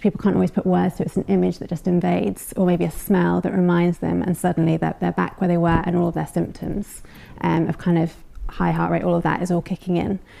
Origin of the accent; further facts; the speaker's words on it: United Kingdom; We're British.